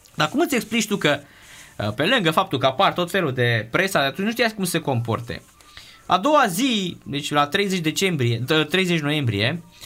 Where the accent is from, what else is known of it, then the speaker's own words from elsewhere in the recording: Romania; sunt din România